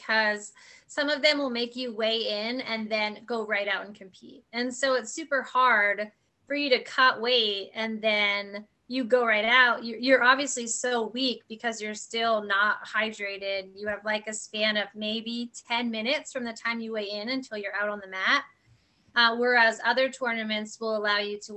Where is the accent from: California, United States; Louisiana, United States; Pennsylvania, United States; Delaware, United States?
Pennsylvania, United States; Reading; moved away; I'm originally from Pennsylvania.